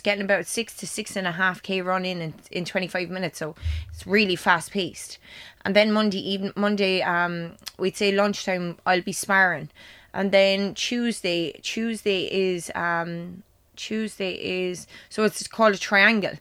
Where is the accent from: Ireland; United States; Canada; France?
Ireland; Clonmel, Munster; Clamel, especially because it is my hometown